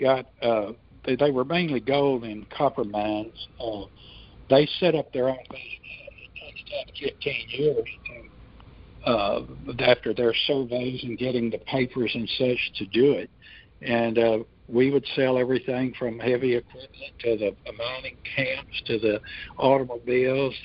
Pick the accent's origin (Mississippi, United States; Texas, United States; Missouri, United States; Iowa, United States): Texas, United States; Houston; I was born in Houston, Northwest Houston, which was what we called out in the country at that time